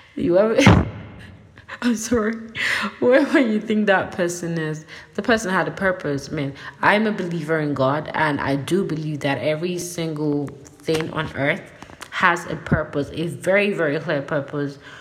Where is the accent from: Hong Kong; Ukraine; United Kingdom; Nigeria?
Nigeria; I'm Nigerian